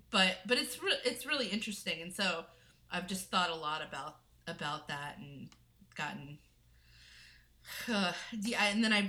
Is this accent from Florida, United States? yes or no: yes; Florida, United States; Well, first of all, I grew up in Florida. I was in a single parent household